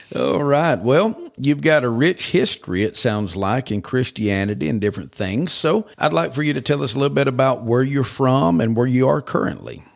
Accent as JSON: {"language": "English", "region": "Georgia", "country": "United States", "tie": "born or raised there", "also_born_or_lived": "western Kentucky", "moved": "as an adult", "lives_now": "Oklahoma, United States", "said": "the first seventeen years of my life was in Georgia"}